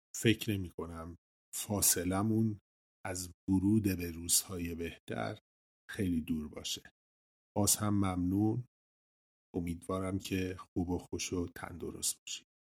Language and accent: Persian; Iran; first language Persian; منم به عنوان یه ایرانی طبیعتا کشورم رو خیلی دوست دارم برام خیلی عزیز مهم خاکمه جایی که توش به دنیا اومدم و بزرگ شدم